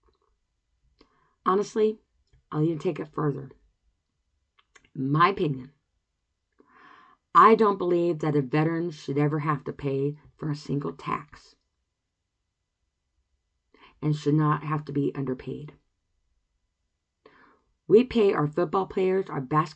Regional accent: United States; as an American

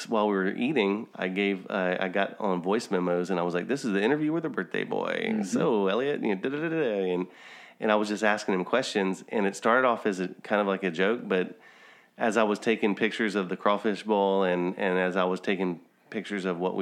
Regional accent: Louisiana, United States; we have a camp that I grew up going to in Louisiana in Bundix Lake

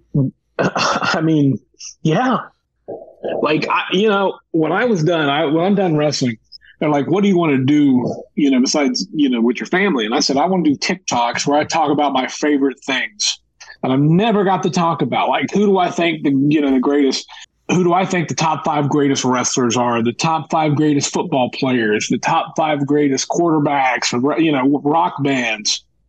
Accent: Nelsonville, Ohio, United States; When I was a kid, a little boy down southeastern Ohio in Nelsonville

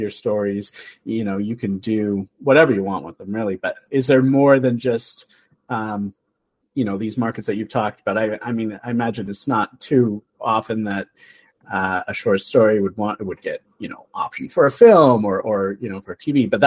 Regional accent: Canada; we're Canadian

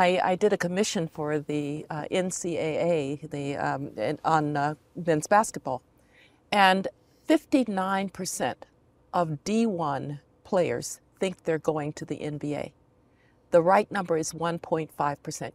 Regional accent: Denver, Colorado, United States; I grew up in Denver

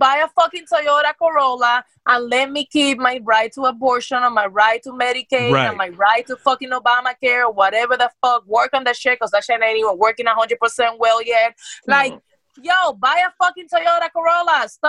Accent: Cuba; also born or lived in Dominican Republic; We came from Cuba, my sister, my mom, and I, and my dad, and my cousins, and we went to Dominican Republic. Then we came over here.

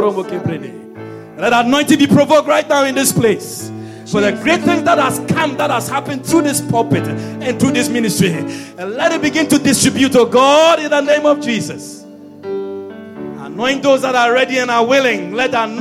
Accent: Ashanti, Ghana; I'm an Ashanti man.

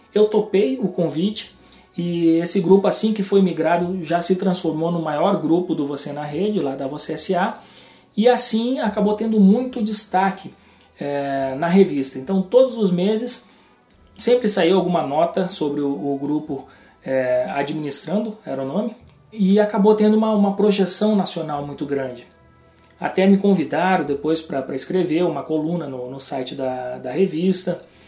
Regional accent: Rio Grande do Sul, Brazil; moved away; also born or lived in João Pessoa / Porto Alegre

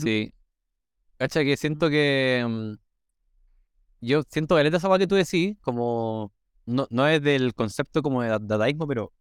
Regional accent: Chile; accent: Chilean; yo en mis videos hablo como chileno

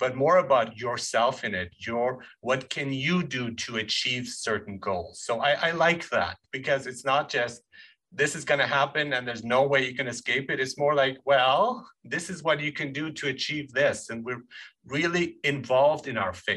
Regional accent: Germany; moved away; I grew up in Germany

